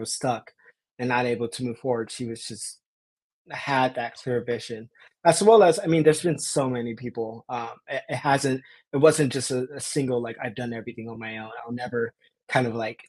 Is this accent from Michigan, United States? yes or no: no; Los Angeles, California, United States; being born and raised in South